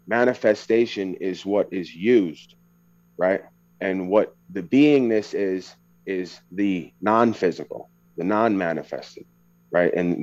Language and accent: English; Long Island, New York, United States; when I talk, people will be aware that I am from New York or somewhere on the East Coast, but that's an experience, right? Being born on Long Island in New York is an experience